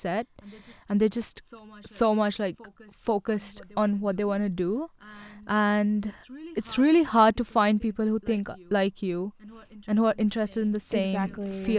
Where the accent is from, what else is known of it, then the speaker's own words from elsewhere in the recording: Karnataka, India; moved away as an adult; now in United Kingdom; I'm from Karnataka, India.